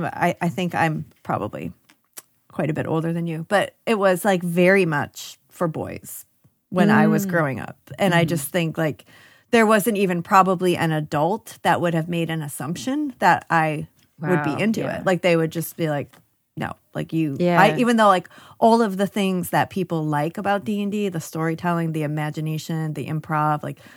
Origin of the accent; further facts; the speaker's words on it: upstate New York, United States; Oh, I'm upstate New York.